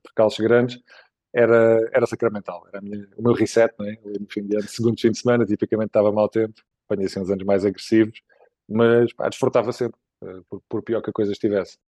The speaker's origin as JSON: {"language": "Portuguese", "town": "Évora", "region": "Alentejo", "country": "Portugal", "moved": "as an adult", "lives_now": "Lisbon, Portugal", "said": "sou de Évora okay. originariamente, com 18 anos vim para cá estudar para o técnico"}